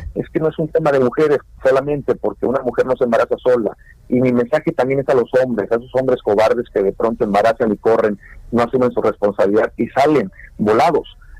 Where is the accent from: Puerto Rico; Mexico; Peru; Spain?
Mexico; now in United States; más del 70% somos mexicanos